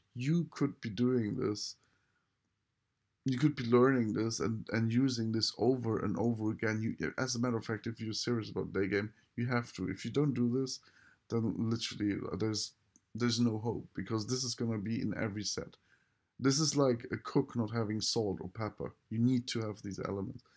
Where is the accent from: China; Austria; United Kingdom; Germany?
Germany; I just use German 'cause I am German